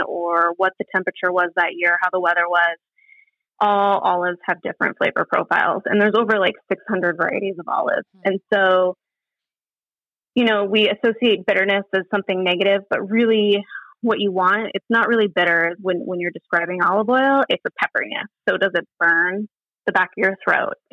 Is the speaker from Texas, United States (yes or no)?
no; Bozeman, Montana, United States; moved away; I grew up in Bozeman, Montana